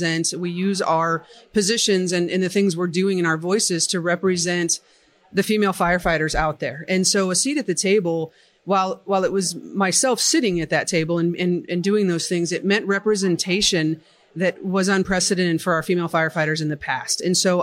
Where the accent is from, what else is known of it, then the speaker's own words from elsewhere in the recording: Colorado Springs, Colorado, United States; I am the vice president for Women in Fire, and I come from Colorado Springs, Colorado